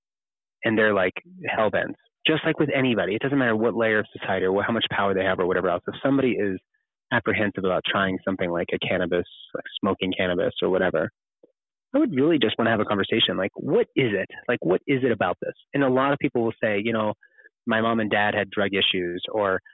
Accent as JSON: {"language": "English", "region": "Kentucky", "country": "United States", "said": "Kentucky. That's my home state."}